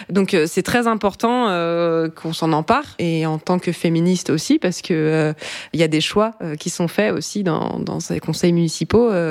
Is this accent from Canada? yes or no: no; Brittany, France; Et aujourd'hui, elle est engagée en politique au conseil municipal du village où j'ai grandi en Bretagne.